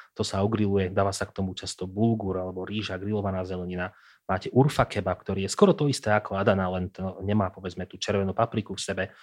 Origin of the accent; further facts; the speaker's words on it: Prievidza, Trenčín Region, Slovakia; Prievidzu. Jednoducho, odkiaľ, odkiaľ som